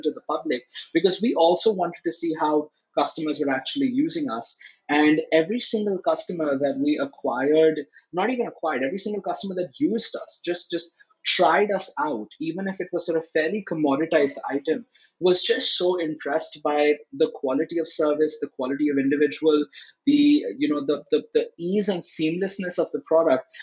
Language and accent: English; Delhi, India; We're from Delhi. We're originally from Delhi. Dad went to school here. I went to school here.